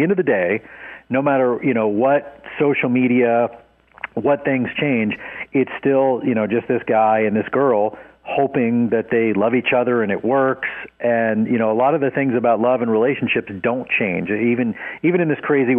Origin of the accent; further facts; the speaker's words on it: Dallas, Texas, United States; Born and raised in Dallas.